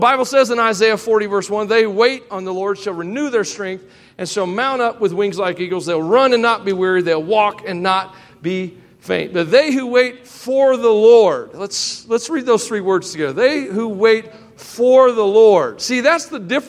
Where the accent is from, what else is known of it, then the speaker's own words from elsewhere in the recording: Tennessee, United States; I am from Tennessee